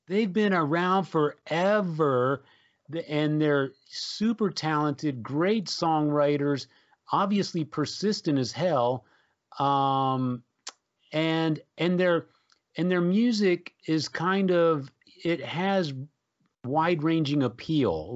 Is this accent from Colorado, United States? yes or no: no; San Antonio, Texas, United States; growing up in San Antonio, of course, uh, we, we had the great Joe Anthony as a D J on the F M station in San Antonio